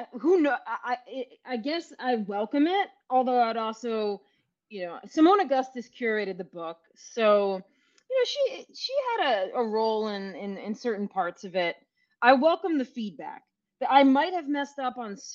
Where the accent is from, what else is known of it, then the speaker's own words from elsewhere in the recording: New York, United States; I'm from New York